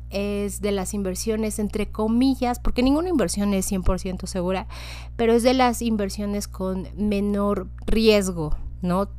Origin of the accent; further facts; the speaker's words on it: Mexico; nos da a nosotros como ciudadanos mexicanas